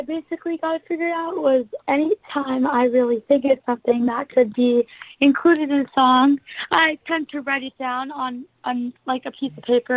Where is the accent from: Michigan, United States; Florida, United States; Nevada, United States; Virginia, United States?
Florida, United States; West Palm Beach; I'm from West Palm Beach